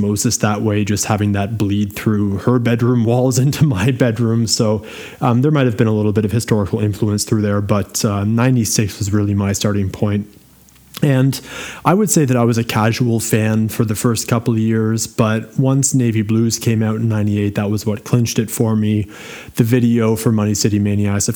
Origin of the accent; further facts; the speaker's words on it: Ottawa, Ontario, Canada; moved away as an adult; also born or lived in Halifax, Canada; now in Germany; I'm originally from Ottawa. Via Halifax, I then landed in Germany in 2009, and I've been there ever